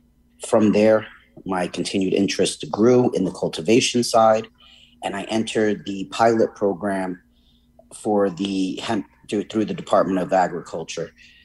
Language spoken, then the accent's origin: English; New York City, New York, United States; moved away as an adult; now in Connecticut, United States; I'm from New York State, New York City originally, and then moved up here for college.